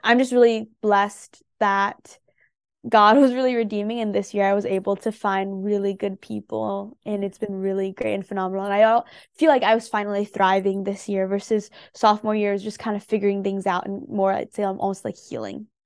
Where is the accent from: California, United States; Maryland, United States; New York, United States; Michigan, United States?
California, United States; San Jose; I grew up in the Bay Area, and so that is San Jose, California.